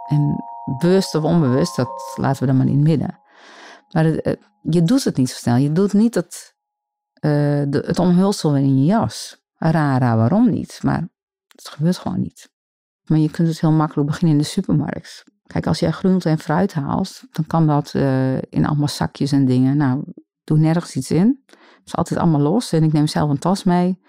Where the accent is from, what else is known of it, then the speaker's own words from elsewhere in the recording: Grou, Friesland, Netherlands; ik kom uit Grauw, van een eiland, de Burt. Het is een eiland tussen Grauw en Jennewoord.